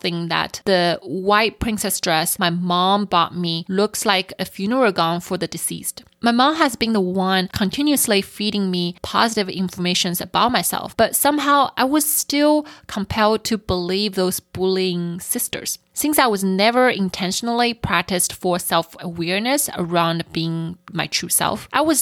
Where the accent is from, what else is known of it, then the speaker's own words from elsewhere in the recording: Shanghai, China; moved away; I grew up in Shanghai